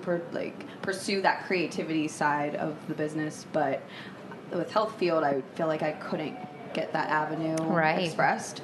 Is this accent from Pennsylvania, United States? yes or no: yes; Pittsburgh, Pennsylvania, United States; also born or lived in West Virginia; I'm from Pittsburgh, Pennsylvania, born and raised